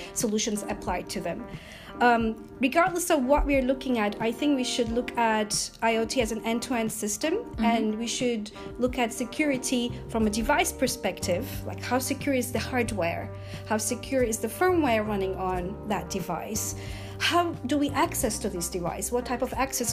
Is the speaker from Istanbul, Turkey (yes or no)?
yes; Istanbul, Turkey; moved away as an adult; also born or lived in United States; now in United Kingdom; I was born in Istanbul, Turkey, and after finishing my university studies, I moved to the USA